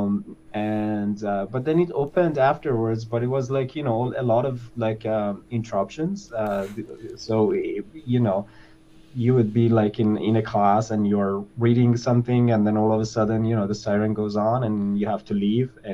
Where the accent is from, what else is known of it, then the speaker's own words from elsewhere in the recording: Isfahan, Iran; moved away as an adult; also born or lived in Tehran; I was born in Isfahan, which is the suburb of Isfahan, which is like the second largest city in Iran